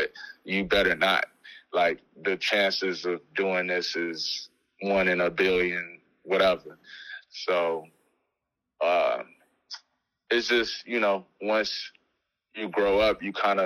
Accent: Chicago, Illinois, United States; Chicago, just growing up here

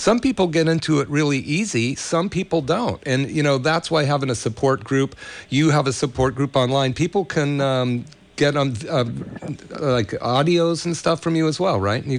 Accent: Scotland, United Kingdom; You know, because of I'm Scottish, I'll say there was a very old Scottish chieftain, right?

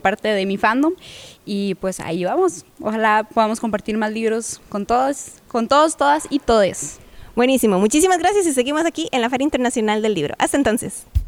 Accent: Sarchí, Alajuela, Costa Rica; tengo 19 años y soy de Sarchi

